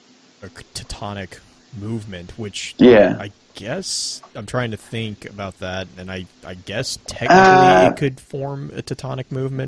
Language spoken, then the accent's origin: English; the South, United States; I am from the South